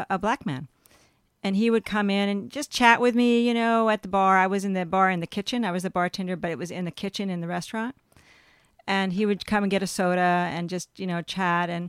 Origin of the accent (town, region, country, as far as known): California, United States; born or raised there; also born or lived in Texas / Manhattan, New York